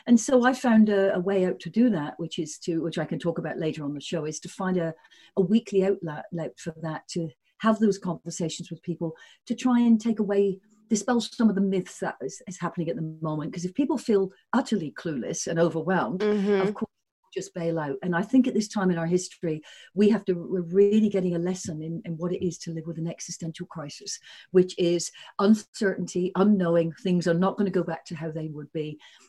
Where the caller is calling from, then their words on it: Sydney, New South Wales, Australia; I'm calling in from Sydney, Australia.